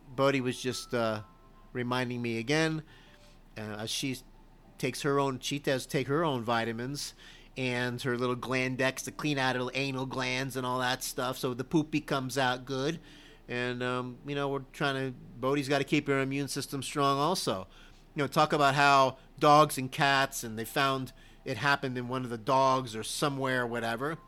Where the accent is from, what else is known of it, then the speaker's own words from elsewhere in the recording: Miami, Florida, United States; I am from Miami, Florida, and I did play Little League football